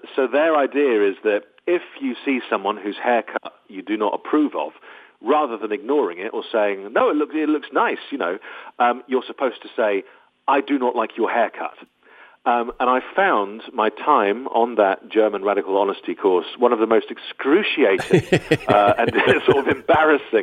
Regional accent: United Kingdom; also born or lived in Los Angeles, United States; I am very British.

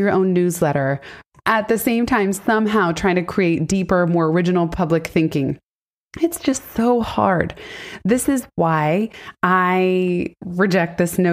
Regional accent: San Francisco, California, United States; also born or lived in Silicon Valley; I was born and raised in San Francisco and then Silicon Valley from seventh grade on.

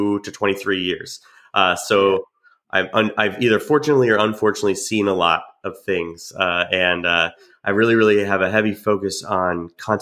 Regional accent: New Jersey, United States; also born or lived in Georgia; now in Jacksonville, United States; I grew up in New Jersey and then moved to Georgia

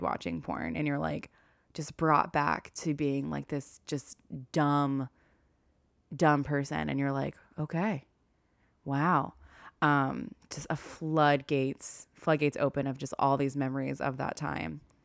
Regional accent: the South, United States; accent: Southern; now in New York City, United States; my Southern accent came out.

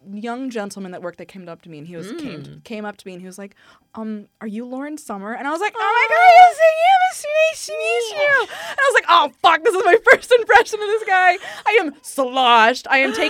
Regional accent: Apopka, Florida, United States; I'm from Apopka, Florida.

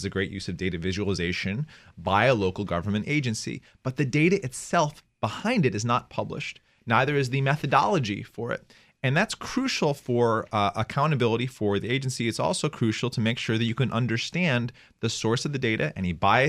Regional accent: United States; I'm an American

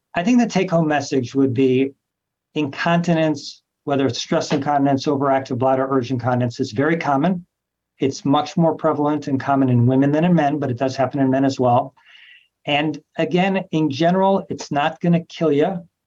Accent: Los Angeles, California, United States; moved away as an adult; also born or lived in New York / Memphis; now in Cleveland, United States; I'm from Los Angeles, California, trained all over the country New York, Memphis, Cleveland, a few other places

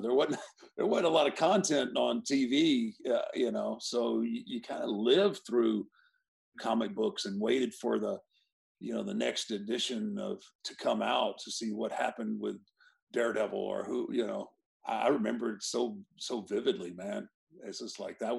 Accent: Houston, Texas, United States; I grew up in Houston with Paul Bosch's Houston Wrestling

